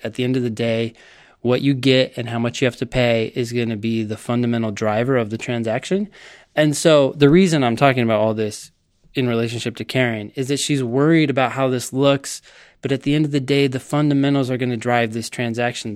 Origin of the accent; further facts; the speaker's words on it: Palo Alto, California, United States; I grew up in Palo Alto, California